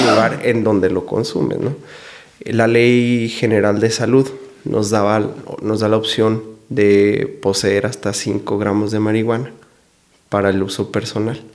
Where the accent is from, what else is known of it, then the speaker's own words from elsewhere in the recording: Delicias, Chihuahua, Mexico; yo soy originario de Ciudad Delicia, Chihuahua